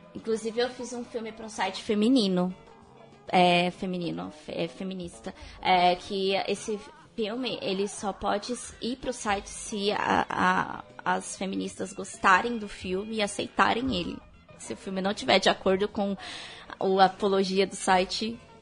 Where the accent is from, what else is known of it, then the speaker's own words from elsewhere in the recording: Mogi das Cruzes, São Paulo, Brazil; eu sou mogiana, sou de Mogi das Cruzes